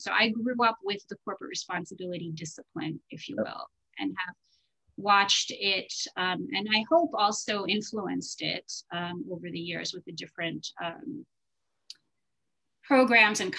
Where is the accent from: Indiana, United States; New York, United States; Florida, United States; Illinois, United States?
New York, United States; also born or lived in Soviet Union / St. Louis; We then moved to New York, and I grew up in the city, and I've been here my whole life, even went to NYU. And a proud New Yorker